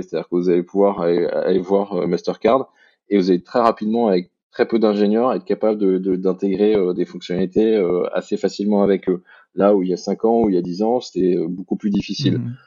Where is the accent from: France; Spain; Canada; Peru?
France; now in Belgium; je suis un Français qui mhm. vit en Belgique